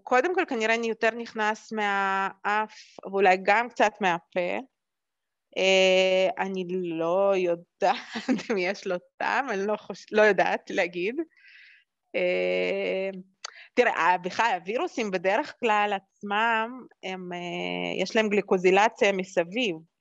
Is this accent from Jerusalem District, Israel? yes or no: yes; Jerusalem, Jerusalem District, Israel; also born or lived in Moscow, Russia; אני נולדתי במוסקבה, ו- ו- וכשעלינו לארץ גרתי בירושלים